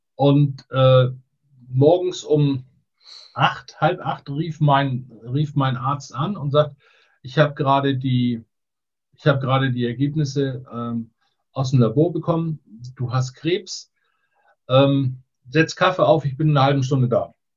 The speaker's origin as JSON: {"language": "German", "town": "Borgdorf-Seedorf", "region": "Schleswig-Holstein", "country": "Germany", "tie": "born or raised there", "also_born_or_lived": "Neumünster", "said": "also her komme ich aus der Mitte von Schleswig-Holstein, Borgdorf-Seedorf"}